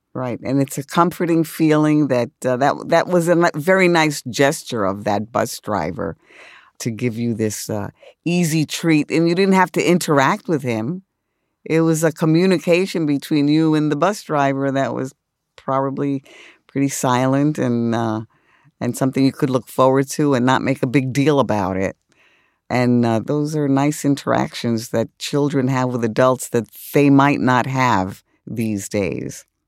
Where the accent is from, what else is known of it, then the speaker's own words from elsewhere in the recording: New York City, New York, United States; I grew up in the South Bronx.